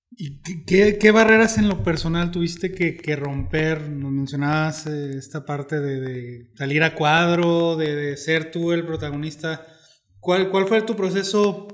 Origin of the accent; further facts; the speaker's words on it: Mexico; como mexicanos